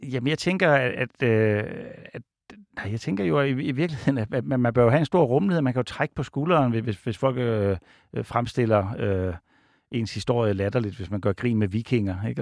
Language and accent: Danish; Odense, Southern Denmark, Denmark; jeg er fra Odense